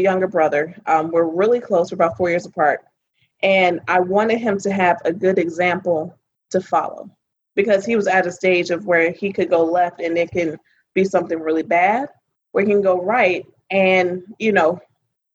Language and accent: English; Chicago, Illinois, United States; moved away; I'm originally from Chicago, Illinois.